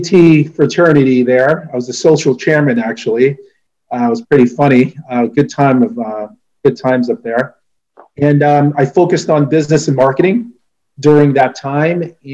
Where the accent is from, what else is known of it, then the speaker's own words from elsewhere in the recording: United States; also born or lived in Philippines; I was born in the Philippines, and really my parents, came out here, made a home for us out here. And I left there when I was, gosh, I want to say I was about 4.5, 5 years old. And we settled in New York, New Jersey. And I lived in New York, New Jersey, probably until high school